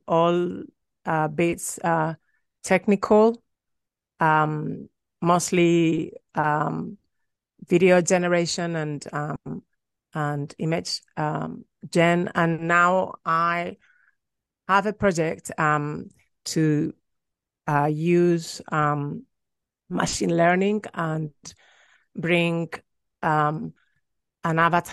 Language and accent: English; Madrid, Community of Madrid, Spain; moved away; also born or lived in London / Sacramento; I'm from Madrid, but I went to London to study film